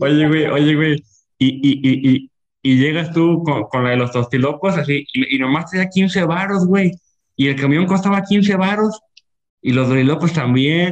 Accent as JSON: {"language": "Spanish", "town": "Ocotlán", "country": "Mexico", "said": "estoy en las calles de, Ocotlán, de donde soy"}